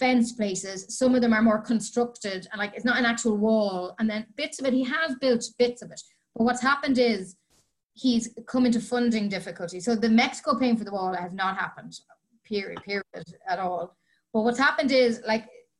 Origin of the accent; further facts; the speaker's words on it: County Meath, Leinster, Ireland; moved away as an adult; now in Washington, D.C., United States; I'm from County Meath.